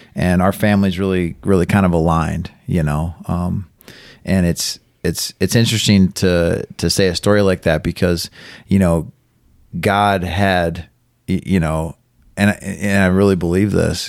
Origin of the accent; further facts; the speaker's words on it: Carson City, Michigan, United States; also born or lived in Elma; I grew up here in Carson City, uh, was born in Elma.